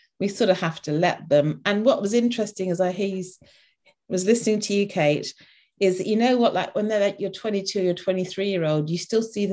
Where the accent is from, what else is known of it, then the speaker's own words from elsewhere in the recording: London, United Kingdom; moved away; I live somewhere halfway up the country, but I'm originally from London